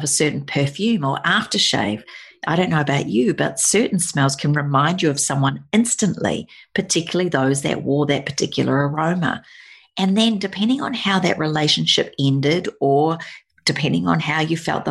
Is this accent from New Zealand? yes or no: yes; New Zealand; moved away; Growing up in New Zealand